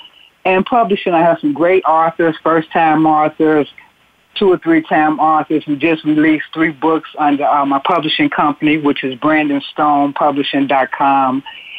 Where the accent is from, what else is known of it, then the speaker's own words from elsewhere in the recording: Chicago, Illinois, United States; now in Los Angeles, United States; in my hometown, Chicago.